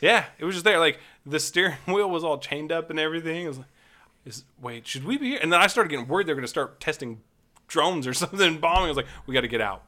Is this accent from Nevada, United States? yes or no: yes; Nevada, United States; I grew up in Nevada